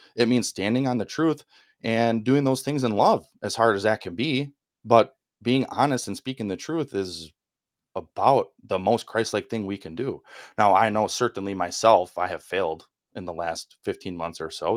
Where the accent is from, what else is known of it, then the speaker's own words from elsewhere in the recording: Milwaukee, Wisconsin, United States; accent: northerner; I grew up in the Milwaukee, Wisconsin area, not too far from the airport